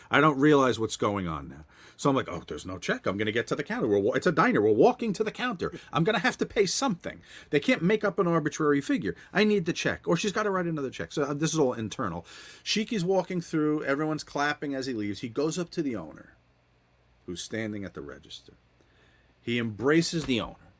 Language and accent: English; New Jersey, United States; I grew up in New Jersey